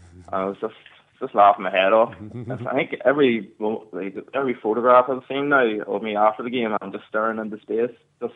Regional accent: County Down, Ulster, Northern Ireland, United Kingdom; moved away as an adult; now in London, United Kingdom; obviously I'm from Ulster

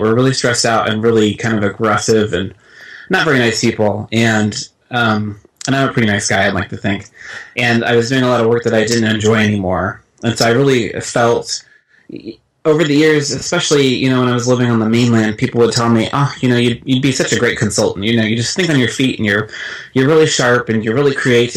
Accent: Midwest, United States; moved away as an adult; also born or lived in Europe; I actually did grow up in the States. I stayed here. I grew up in the Midwest

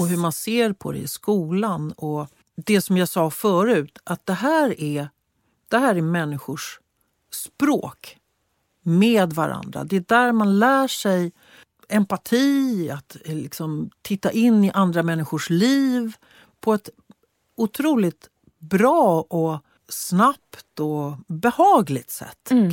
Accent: Sweden; som svensk

